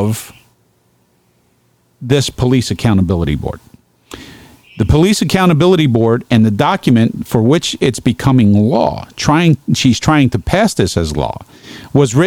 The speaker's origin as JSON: {"language": "English", "town": "Brooklyn", "region": "New York", "country": "United States", "tie": "born or raised there", "moved": "yes", "lives_now": "Geneva, United States", "said": "My hometown, Brooklyn"}